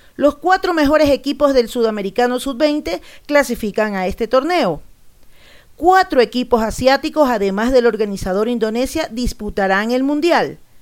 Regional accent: Ecuador; Yo soy ecuatoriano

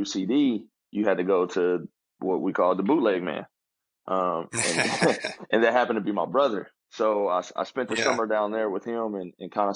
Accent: Wichita, Kansas, United States; also born or lived in Oklahoma City, Oklahoma; I'm from Wichita, Kansas, born and raised

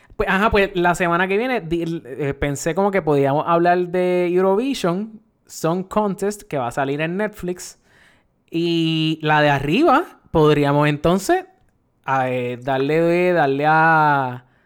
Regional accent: Puerto Rico; nosotros aquí en, en Puerto Rico

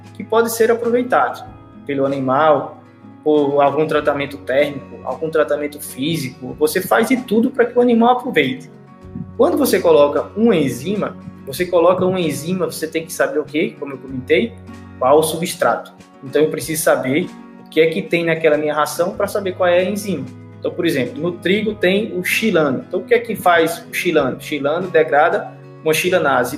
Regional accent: Paraíba, Brazil; eu sou da Paraíba, sou do Brasil, da Paraíba

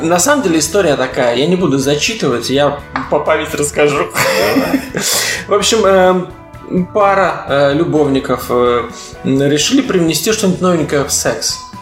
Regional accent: Latvia; accent: Baltic; я из Латвии

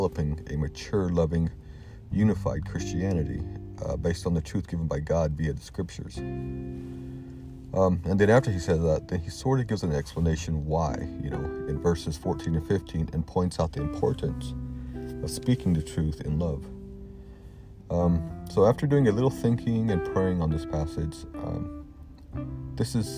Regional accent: the South, United States; Growing up in the South, I've been to many of the old, fire and brimstone type sermons

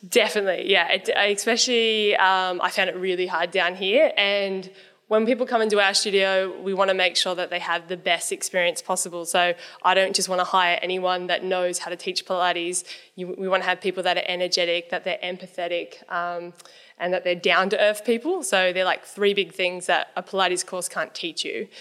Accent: Newcastle, New South Wales, Australia; moved away as an adult; also born or lived in Sydney; I wanted to move back home 'cause I'm from Newcastle

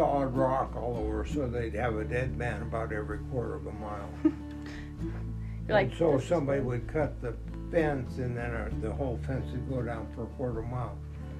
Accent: Helena, Montana, United States; also born or lived in Kalispell, Montana; I grew up in Helena

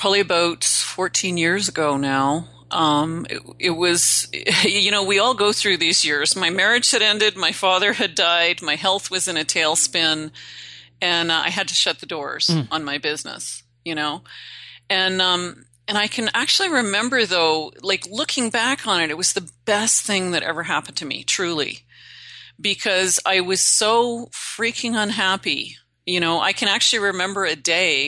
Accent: Northern Canada, Canada; I'm Canadian. I originally hail from Northern Canada. I'm a backwoods girl.

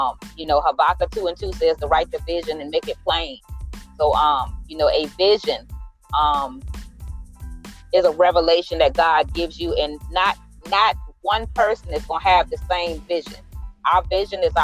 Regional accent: Middlesex County, Virginia, United States; I am from Middlesex County

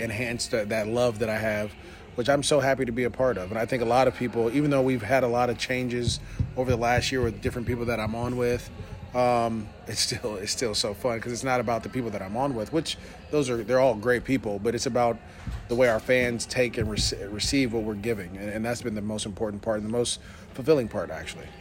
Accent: East Bay, Bay Area, California, United States; I grew up in the Bay Area, so I grew up in the East Bay

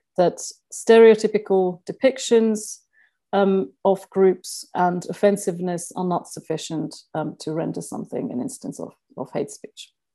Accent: Finland; moved away; I'm originally from Finland

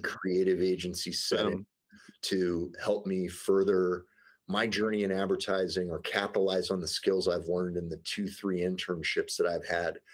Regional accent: St. Louis, Missouri, United States; I grew up in the Midwest in St. Louis, Missouri

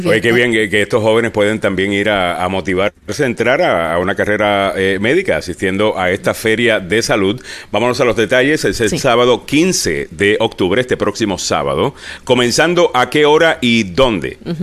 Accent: Puerto Rico; yo soy puertorriqueño

